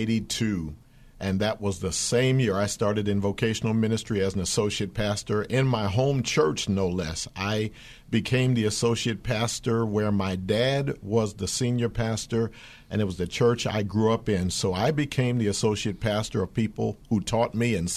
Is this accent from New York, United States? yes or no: no; Philadelphia, Pennsylvania, United States; That was my hometown